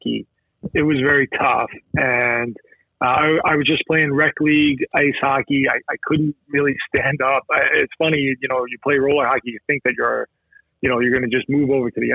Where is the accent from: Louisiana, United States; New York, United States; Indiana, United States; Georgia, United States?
New York, United States; Farmingville; I grew up, I'm from Farmingville, New York, right in the middle of the island there